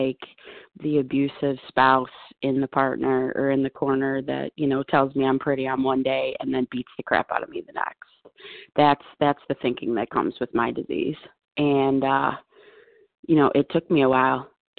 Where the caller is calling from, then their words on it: Buffalo, New York, United States; I am calling from Buffalo.